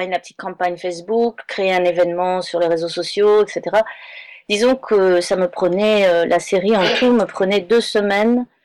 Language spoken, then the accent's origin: French; Manhattan, New York, United States; Non, je suis de Manhattan.